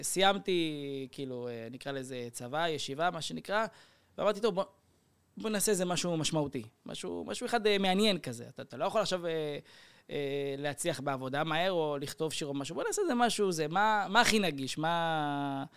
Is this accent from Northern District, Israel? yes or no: no; Kiryat Gat, Southern District, Israel; moved away; אצלנו היו בקריית גת